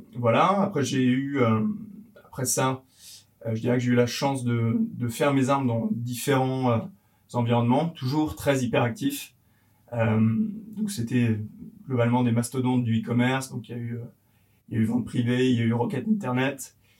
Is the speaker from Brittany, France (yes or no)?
no; a small village in Yvelines, Île-de-France, France; je suis originaire de d'Avron, c'est un petit village perdu au milieu des Yvelines où j'ai grandi avec, euh, avec donc, euh, ma famille